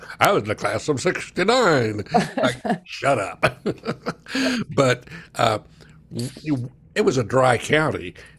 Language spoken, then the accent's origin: English; Big Spring, Texas, United States; being from Big Spring